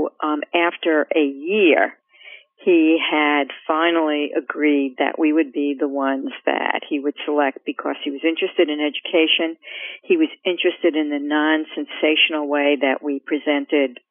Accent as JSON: {"language": "English", "region": "New York", "country": "United States", "tie": "born or raised there", "moved": "yes", "said": "I'm also a New Yorker by birth. I was born in New York, went to school in New York"}